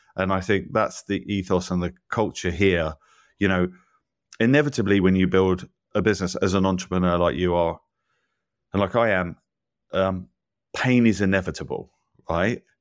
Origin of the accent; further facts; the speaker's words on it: England, United Kingdom; moved away as an adult; now in United States; I'm not from here originally, you know, I grew up in England